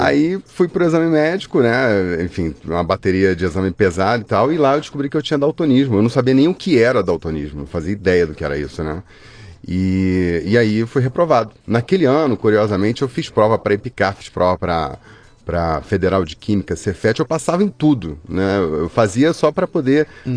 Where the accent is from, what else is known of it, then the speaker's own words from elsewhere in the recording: Rio de Janeiro, Brazil; also born or lived in Barra do Piraí; Eu nasci no interior de, do Rio de Janeiro, em Barra do Piraí, mas uhum. só nasci lá, aí fui criado no Rio.